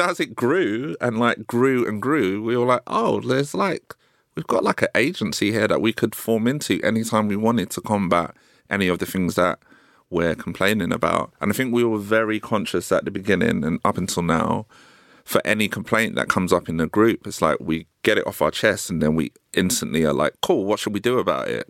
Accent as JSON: {"language": "English", "region": "London", "country": "United Kingdom", "tie": "born or raised there", "said": "I grew up in South Norwood"}